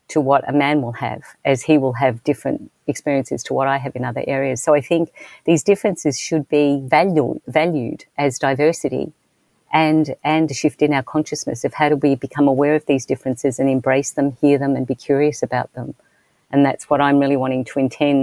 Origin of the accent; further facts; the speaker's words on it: Australia; being Australian, I was raised in a particular way.